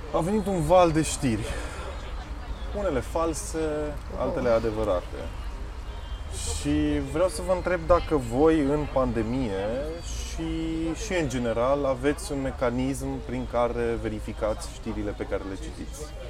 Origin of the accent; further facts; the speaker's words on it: Alba Iulia, Alba County, Romania; eu vin din Alba Iulia, acolo cred că sunt în jur de 70 de mii